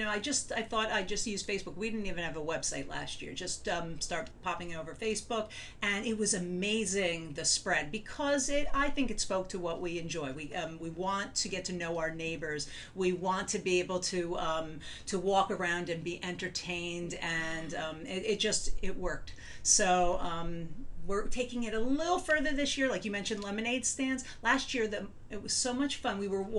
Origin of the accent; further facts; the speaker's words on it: Cranford, New Jersey, United States; my hometown, Cranford, New Jersey